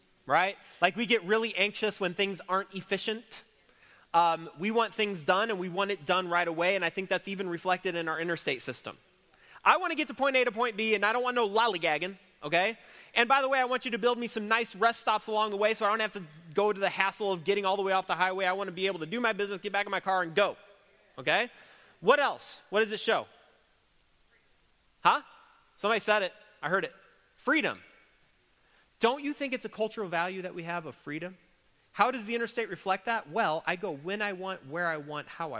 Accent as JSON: {"language": "English", "country": "United States", "said": "an American Christian"}